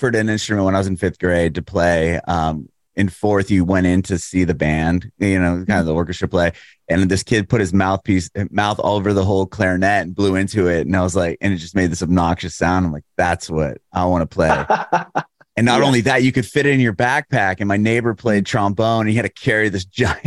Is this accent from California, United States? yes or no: yes; San Diego, California, United States; I was born in San Diego.